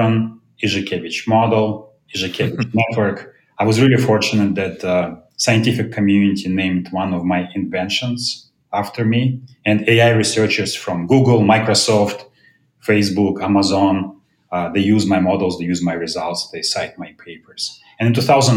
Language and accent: English; Moscow, Russia; moved away as an adult; now in United States; I was born in Moscow, Russia, came to US in 1993 to pursue my PhD in math